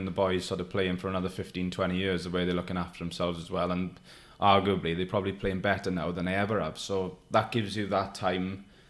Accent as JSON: {"language": "English", "town": "Neath", "region": "Wales", "country": "United Kingdom", "tie": "born or raised there", "said": "I've got a little room in my hometown in Neath"}